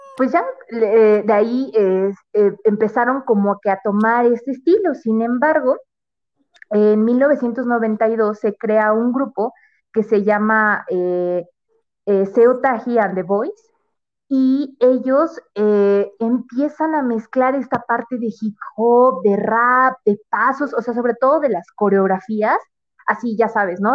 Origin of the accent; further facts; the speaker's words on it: Mexico City, Mexico; soy de, la, de la Ciudad de México